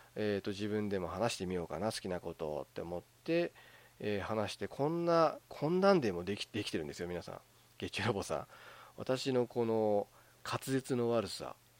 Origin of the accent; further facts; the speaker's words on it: Hokkaido, Japan; moved away; 私もあの北海道出身 で、まあ、今はちょっと違うとこ住んでますけど、まあ、出身北海道ですから